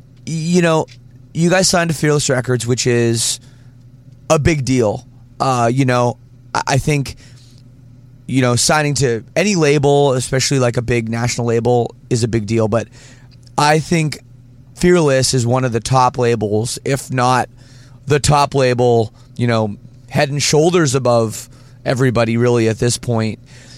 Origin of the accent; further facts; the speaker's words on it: Ontario, Canada; now in Windsor, Canada; I'm from Ontario